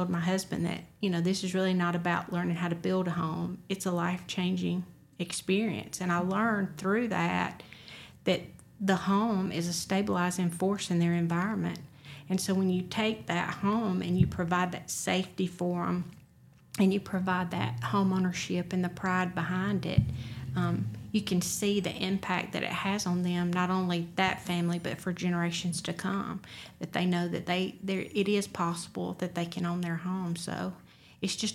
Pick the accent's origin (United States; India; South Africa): United States; Roanoke, Alabama; my hometown of Roanoke, Alabama